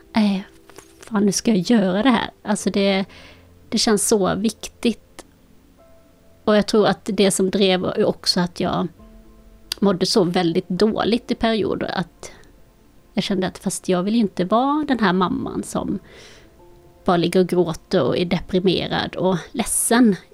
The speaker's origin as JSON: {"language": "Swedish", "town": "Malmö", "region": "Skåne", "country": "Sweden", "tie": "born or raised there", "also_born_or_lived": "Colombia", "said": "Jag befinner mig i vårt hus där jag är uppvuxen i Malmö."}